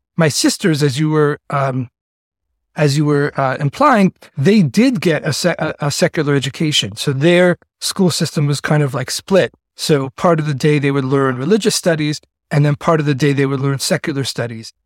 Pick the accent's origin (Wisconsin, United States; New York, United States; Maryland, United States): New York, United States; New York City; accent: Yiddish-influenced yeshiva sing-song; also born or lived in Chicago / Miami / Argentina / Singapore; I grew up uh, in the ultra orthodox Jewish community known as the Lubavitch Hasidic community, which is headquartered in the Crown Heights section of Brooklyn